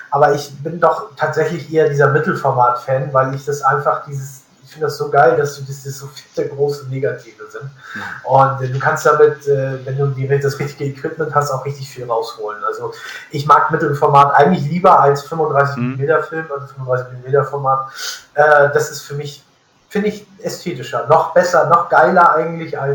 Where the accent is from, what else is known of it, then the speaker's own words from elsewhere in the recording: Northern Germany, Germany; weil da bin ich als, als Norddeutscher also wirklich weit ab vom Schuss.